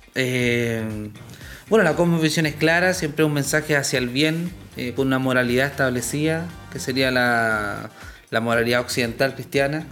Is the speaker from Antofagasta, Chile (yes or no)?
no; Coyhaique, Aysén, Chile; en el sur, yo soy patagón, yo soy de Coyhaique